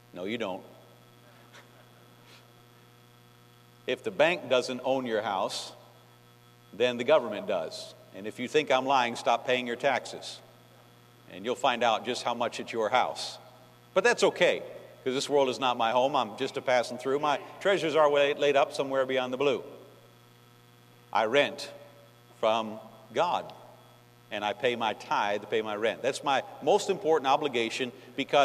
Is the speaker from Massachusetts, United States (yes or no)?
no; New York, United States; moved away; I'm from New York, and Yankees talk fast